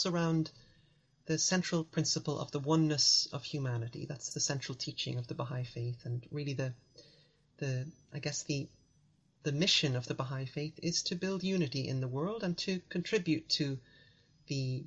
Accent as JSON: {"language": "English", "town": "Dublin", "region": "Leinster", "country": "Ireland", "tie": "born or raised there", "said": "At the time in the 80s, 90s, growing up in Ireland, most of our friends were either Catholic or Protestant."}